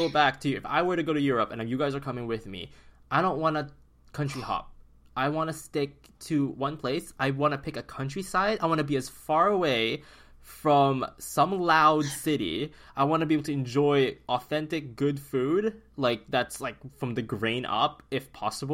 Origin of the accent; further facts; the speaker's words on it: Philippines; now in Vancouver, Canada; coming from a tropical country as like a Filipino such as myself